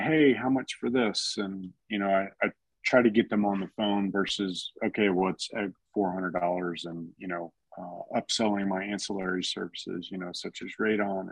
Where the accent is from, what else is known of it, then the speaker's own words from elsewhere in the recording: Texas, United States; now in Colorado Springs, United States; I'm from Texas